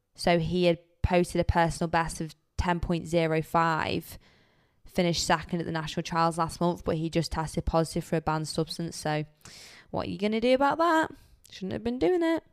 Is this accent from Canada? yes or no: no; United Kingdom; we're also British